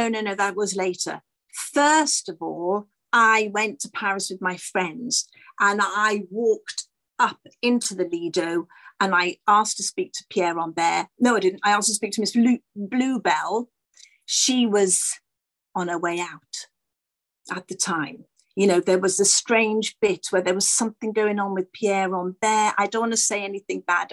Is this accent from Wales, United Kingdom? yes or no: yes; Wales, United Kingdom; also born or lived in London; I'm a Welsh girl, and so I was born in London, but we moved back to Wales, so that's where I started